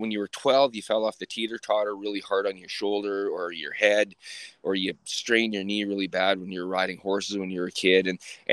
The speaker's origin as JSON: {"language": "English", "town": "Sylvan Lake", "region": "Alberta", "country": "Canada", "tie": "born or raised there", "lives_now": "Red Deer, Canada", "said": "I grew up in Sylvan Lake in a trailer park."}